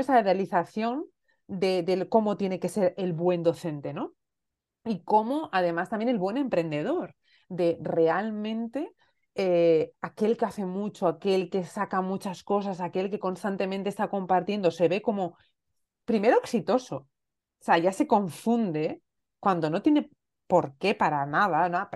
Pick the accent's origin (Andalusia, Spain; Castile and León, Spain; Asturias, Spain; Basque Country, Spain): Asturias, Spain; moved away as an adult; also born or lived in Elche; yo soy asturiana, pero estaba viviendo en Elche, llevaba viviendo en Elche seis años